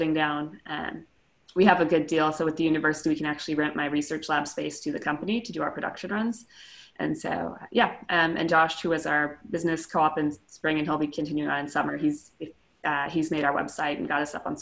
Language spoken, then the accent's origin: English; Missouri, United States; moved away as an adult; also born or lived in Bay Area, California; now in British Columbia, Canada; I'm from Missouri